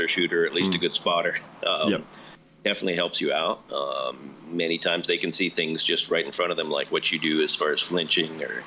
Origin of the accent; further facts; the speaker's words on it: New Jersey, United States; moved away; I grew up in New Jersey